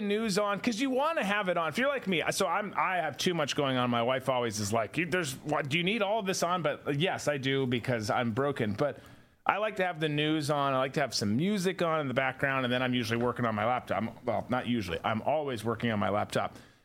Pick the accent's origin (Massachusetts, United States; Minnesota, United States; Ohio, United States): Minnesota, United States; because I'm from Minnesota also.